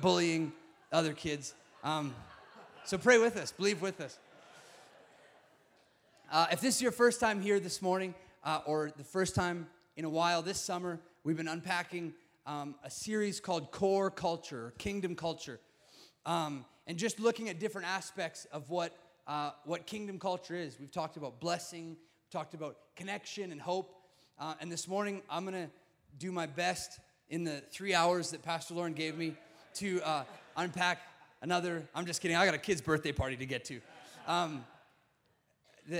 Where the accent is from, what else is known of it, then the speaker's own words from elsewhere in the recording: Sundre, Alberta, Canada; moved away as an adult; also born or lived in San Diego, California; now in Calgary, Canada; I grew up in Sundre. I'm a small town Alberta boy.